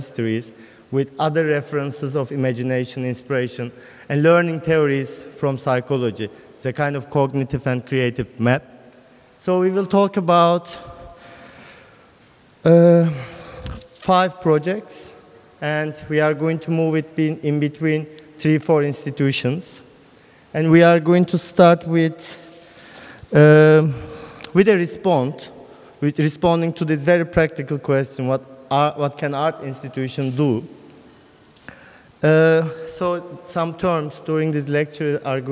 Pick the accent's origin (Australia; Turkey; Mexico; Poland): Turkey; Karaman, Karaman Province; moved away; also born or lived in Istanbul / Berlin; In my hometown, it's the middle of Anatolia. The city is called Karaman.